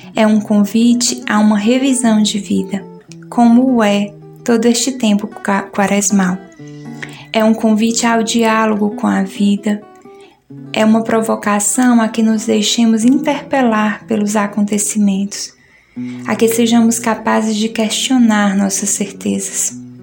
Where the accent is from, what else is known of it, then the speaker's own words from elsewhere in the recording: Ceará, Brazil; now in Recife, Brazil; sou cearense